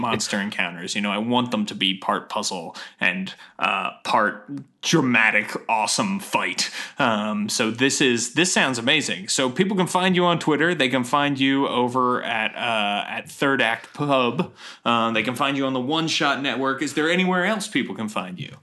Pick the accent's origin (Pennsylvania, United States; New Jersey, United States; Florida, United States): Pennsylvania, United States; Philadelphia; also born or lived in Atlanta; now in Silver Spring, United States; I'm from the Philadelphia area originally